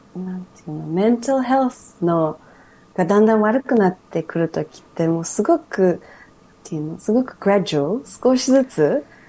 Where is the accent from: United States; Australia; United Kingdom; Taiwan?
Australia; 私はオーストラリア育ちなのに